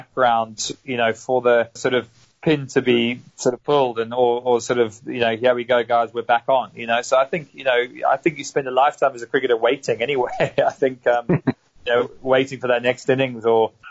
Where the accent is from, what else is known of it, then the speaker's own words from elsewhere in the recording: South Africa; now in United Kingdom; I grew up in South Africa to a to an English family, but I've spent primary or main years of my life in the UK and plying my trade.